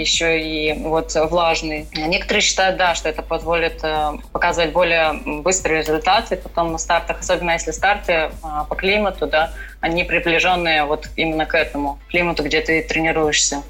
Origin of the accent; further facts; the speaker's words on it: Krasnoyarsk, Krasnoyarsk Krai, Russia; moved away as an adult; also born or lived in Moscow; now in Florida, United States; я родилась именно в Сибири